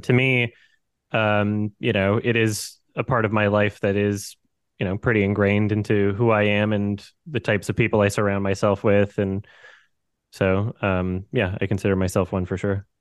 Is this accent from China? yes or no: no; Canada; moved away as an adult; now in Georgia, United States; I am from Canada.